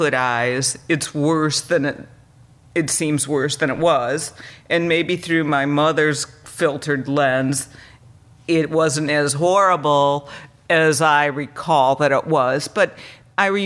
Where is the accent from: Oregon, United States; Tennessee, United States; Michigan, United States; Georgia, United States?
Michigan, United States; Allegan; born or raised there; also born or lived in Chicago, Illinois